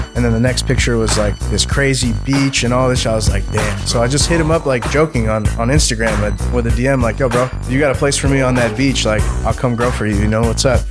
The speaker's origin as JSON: {"language": "English", "town": "Seattle", "region": "Washington", "country": "United States", "tie": "born or raised there", "moved": "as an adult", "said": "I'm from Seattle originally, right? So born and raised in Seattle"}